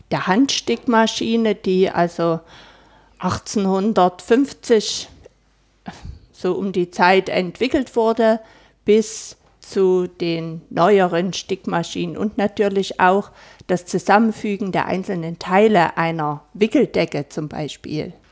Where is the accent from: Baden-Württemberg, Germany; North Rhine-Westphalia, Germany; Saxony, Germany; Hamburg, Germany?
Saxony, Germany; Plauen; born there; Ich bin gebürtige Plaunerin und leite diese Einrichtung hier seit 2015